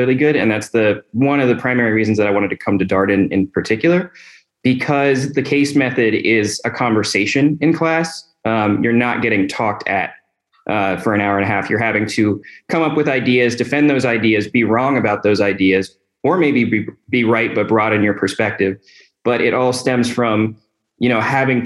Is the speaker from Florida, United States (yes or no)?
no; Northern Virginia, United States; I'm originally from the Northern Virginia area, so not too far from home